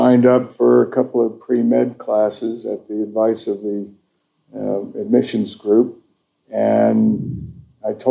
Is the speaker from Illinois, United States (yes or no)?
no; Vienna, Virginia, United States; also born or lived in Wisconsin; I grew up with my mom in Vienna and started working construction in high school